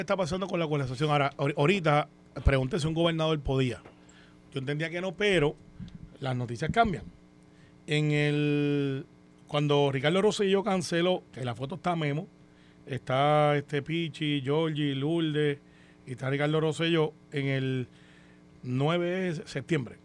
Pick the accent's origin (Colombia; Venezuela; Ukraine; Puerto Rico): Puerto Rico